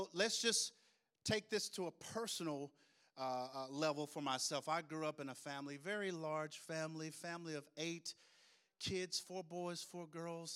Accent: Tupelo, Mississippi, United States; I grew up in Tupelo, Mississippi

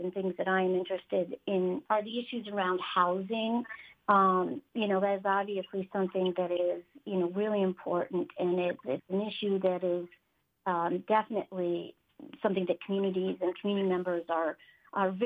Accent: Saranac Lake, New York, United States; moved away as an adult; I grew up in Saranac Lake, born and raised there

